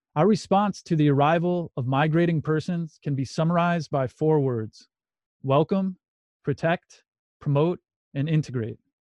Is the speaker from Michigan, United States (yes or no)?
yes; Muskegon, Michigan, United States; The Catholic Church I went to growing up in Muskegon, Michigan was called Saint Francis de Sales